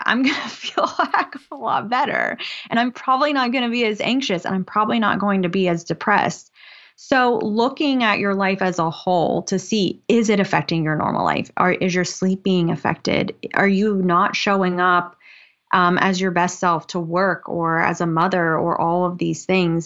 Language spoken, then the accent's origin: English; West Virginia, United States; now in Norfolk, United States; I live in Norfolk, Virginia. I'm originally from West Virginia.